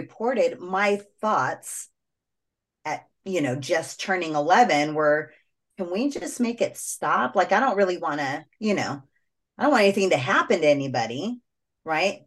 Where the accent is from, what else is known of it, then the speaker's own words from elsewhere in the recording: United States; first language English; I'm an American child who speaks English